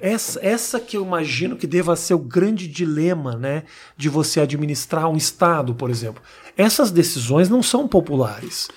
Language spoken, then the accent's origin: Portuguese; Porto Alegre, Rio Grande do Sul, Brazil; eu sou de Porto Alegre